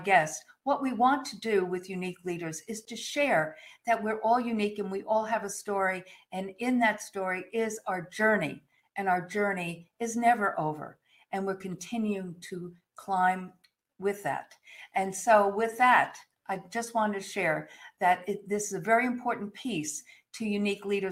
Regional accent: New York, United States; moved away as an adult; also born or lived in Fort Worth, Texas; When I moved from New York to Fort Worth in 1987. Yes, so this New York girl there in 1987

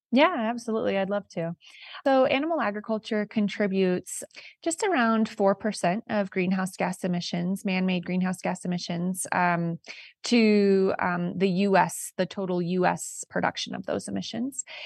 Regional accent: California, United States; I'm a woman from California

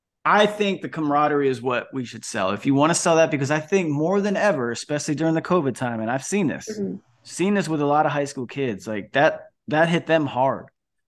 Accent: Kansas, United States; never come across in regular life where we're from. Definitely not in small town Kansas.

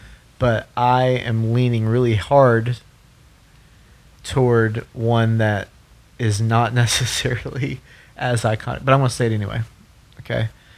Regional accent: the South, United States; now in Colorado, United States; I grew up in the South.

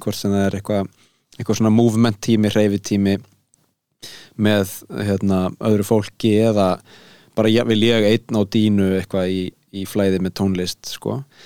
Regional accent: Garðabær, Capital Region, Iceland; ég er bara úr Garðabænum

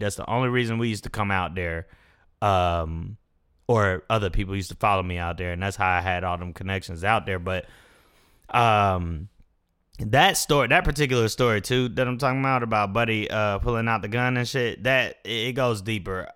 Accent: Fayetteville, United States; I was from Fayetteville

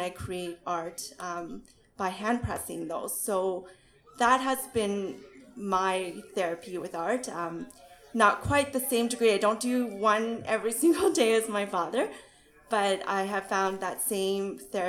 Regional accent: Manitoba, Canada; moved away as an adult; now in Alberta, Canada; We had actually immigrated to Manitoba, and I moved from Manitoba to Alberta out of high school

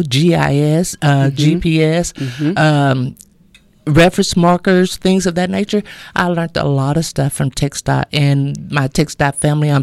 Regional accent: Avinger, Texas, United States; now in Texarkana, United States; I am actually from a small town called Avenger, Texas. I grew up and was raised there

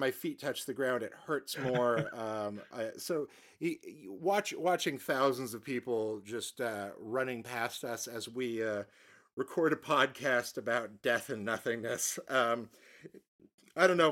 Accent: United States; as an American

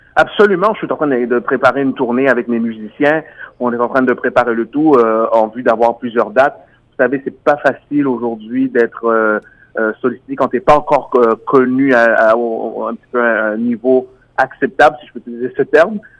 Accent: Montreal, Quebec, Canada; moi je suis d'origine haïtienne, je suis né à Montréal

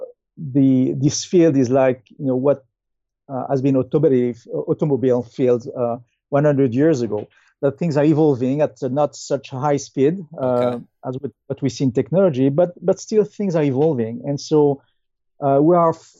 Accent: France; accent: French; English is a second language; moved away as an adult; also born or lived in Japan / Silicon Valley; my accent will tell you, I grew up in France

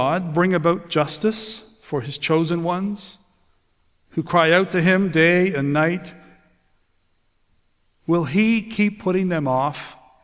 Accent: Newfoundland and Labrador, Canada; also born or lived in Toronto / Port Perry, Ontario; now in Ontario, Canada; I was born and raised in the Holy Land. To you, it's Canada's 10th province

